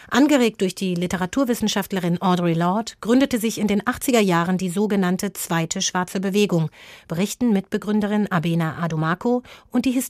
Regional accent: Cottbus, Brandenburg, Germany; Natürlich fragt mich jemand, wo ich herkomme. Und wenn ich dann sage, ich komme aus Cottbus

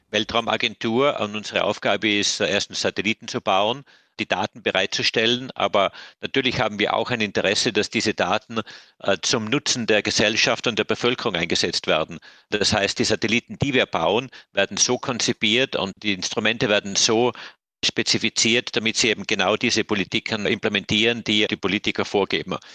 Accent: Germany; Es ist richtig, ich bin in einem sehr idyllischen Bergdorf aufgewachsen in Deutschland, wahrscheinlich bestens bekannt durch den Bergdoktor.

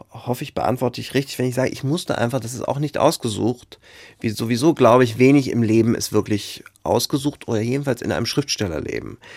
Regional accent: Frankfurt, Hesse, Germany; also born or lived in Dieburg; Ich bin in Frankfurt geboren, kam dann aber sehr schnell zur Pflegetante, also war dann in Dieburg und dann wieder in Frankfurt und dann auf der Odenwaldschule und dann bei einer anderen Pflegetante und so weiter und so fort.

